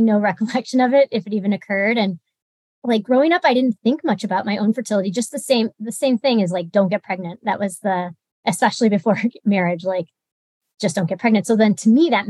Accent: Michigan, United States; moved away as an adult; also born or lived in Illinois; now in Kansas City, United States; I grew up in Michigan

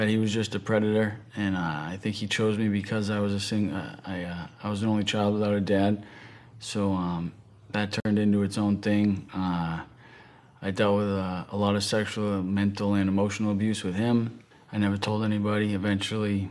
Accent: right outside of Boston, Massachusetts, United States; I'm from the East Coast, from Massachusetts, right outside of Boston.

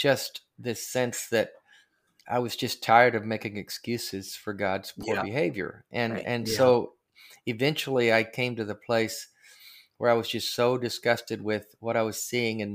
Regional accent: Arkansas, United States; I grew up in Arkansas

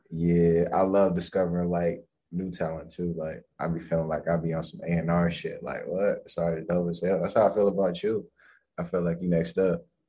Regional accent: Los Angeles, California, United States; I'm from LA.

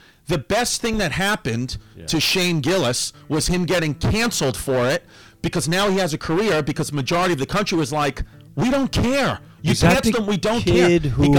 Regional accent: New York City, New York, United States; I grew up in New York City.

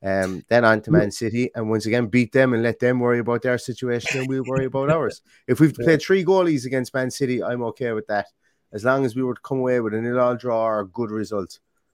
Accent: Limerick, Munster, Ireland; I'm from Limerick. It's closer to Cork than Derry is.

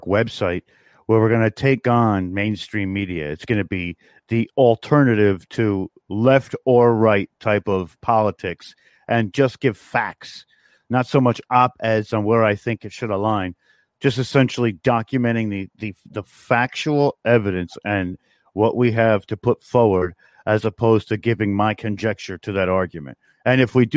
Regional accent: New York, United States; I come from New York.

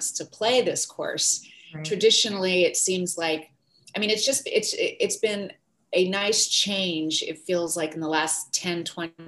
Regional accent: Santa Cruz, California, United States; I grew up in near Santa Cruz, California, which is another coastal town

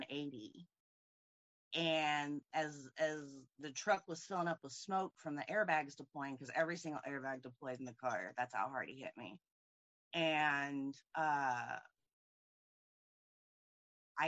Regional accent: Indianapolis, Indiana, United States; I'm from Indianapolis, Indiana

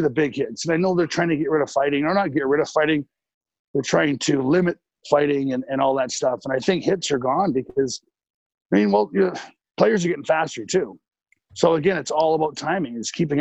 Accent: Lethbridge, Alberta, Canada; also born or lived in Vancouver; now in San Jose, United States; where I grew up in Lethbridge

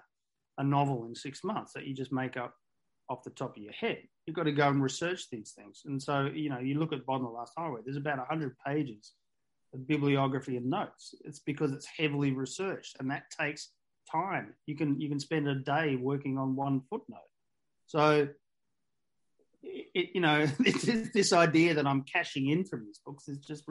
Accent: Australia; I'm an Australian writer

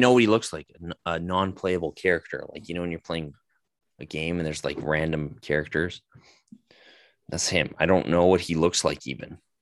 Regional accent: Calgary, Alberta, Canada; my hometown

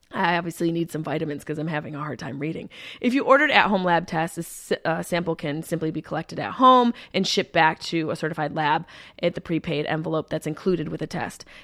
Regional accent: Syracuse, New York, United States; my hometown of Syracuse, New York

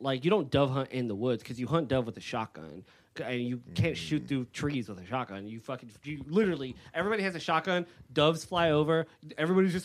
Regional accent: United States; I'm an American

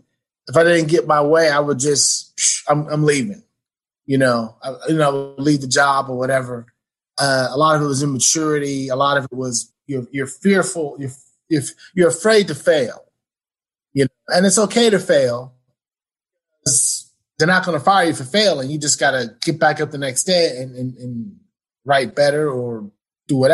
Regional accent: New York, United States; moved away as an adult; also born or lived in Indiana / Pittsburgh; now in Plano, United States; I'm from New York.

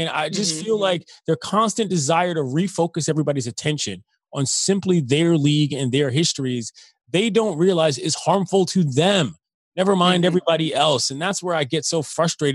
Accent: Washington, District of Columbia, United States; also born or lived in Oxford, Ohio; I grew up in the District of Columbia.

